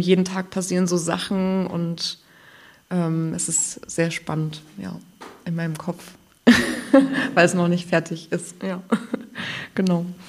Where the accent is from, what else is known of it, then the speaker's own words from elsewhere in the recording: Thuringia, Germany; now in Greifswald, Germany; ich kann nicht anders als Thüringerin